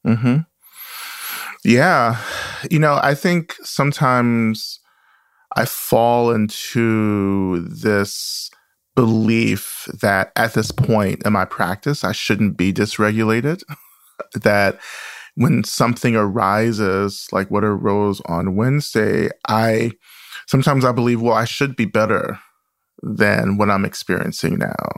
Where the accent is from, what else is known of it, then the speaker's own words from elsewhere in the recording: the South, United States; the stories and the experiences I grew up with in the South